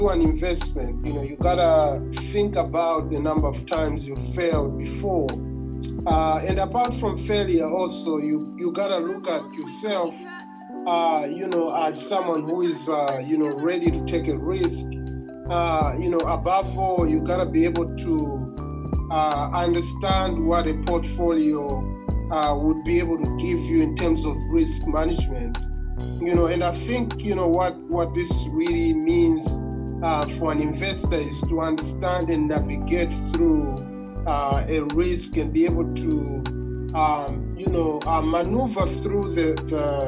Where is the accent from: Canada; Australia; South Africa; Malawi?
Malawi; moved away as an adult; now in United States; I come from Malawi.